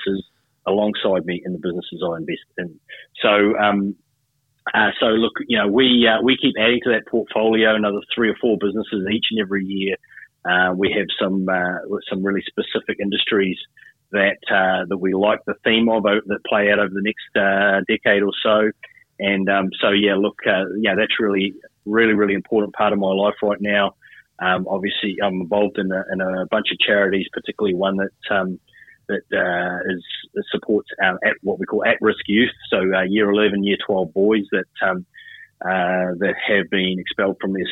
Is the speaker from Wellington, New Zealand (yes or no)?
no; Hamilton, Waikato, New Zealand; also born or lived in Auckland, New Zealand; now in Queensland, Australia; From New Zealand originally. Oh, so I was born in Auckland. I grew up in a small town called Hamilton